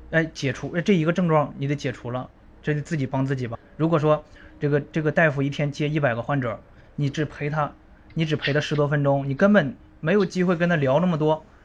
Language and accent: Chinese; northern China, China; moved away; 也是从北方嗯。，北方出生，然后来南方读书